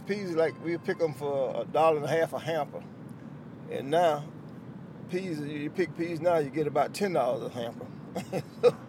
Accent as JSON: {"language": "English", "town": "Live Oak", "region": "Florida", "country": "United States", "said": "I'm from Live Oak"}